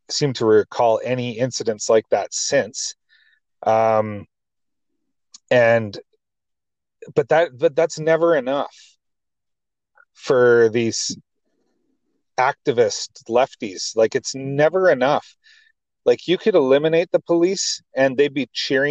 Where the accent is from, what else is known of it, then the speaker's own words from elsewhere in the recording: Canada; here in Canada